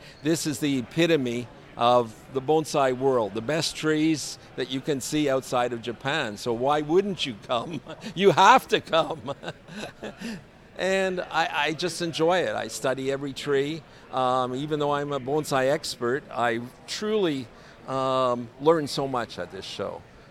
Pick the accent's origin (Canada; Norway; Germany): Canada; Montreal, Quebec; I'm from Montreal, Quebec.